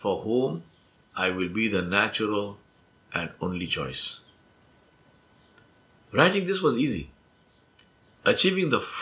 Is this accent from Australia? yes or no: no; Hyderabad, Telangana, India; first language Urdu; English is a second language; moved away as an adult; also born or lived in Kwakwani, Guyana; I left the comfort of home and family and friends and social circle in Hyderabad and went to Guyana, South America, across the world.